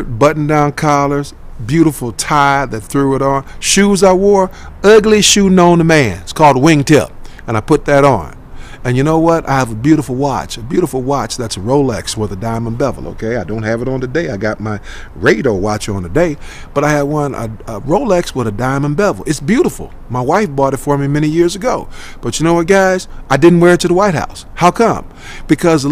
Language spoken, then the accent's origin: English; Chicago, Illinois, United States; I'm from Chicago, Chi-Town, South Side